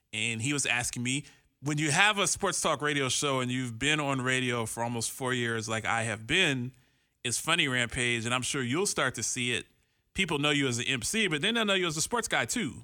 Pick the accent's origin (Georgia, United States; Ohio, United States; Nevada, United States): Ohio, United States; Columbus; now in Phoenix, United States; I'm from Columbus, Ohio. I'm from the Midwest where they have cows and stuff